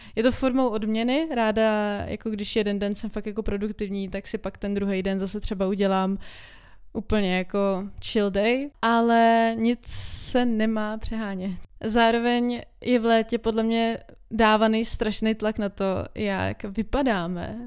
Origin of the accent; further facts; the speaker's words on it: Czechia; my jako Češi